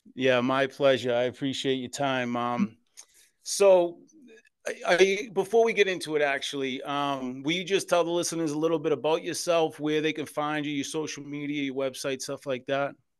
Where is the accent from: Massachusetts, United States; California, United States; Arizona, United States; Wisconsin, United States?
Massachusetts, United States; Boston; I was born and raised in Boston, Massachusetts in the Old Colony projects